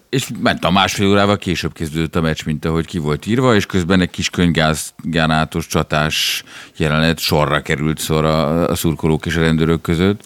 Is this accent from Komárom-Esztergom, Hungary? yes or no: no; Budapest, Hungary; én ugyan a Rúzsadomban születtem, és uh, ott jártam iskolába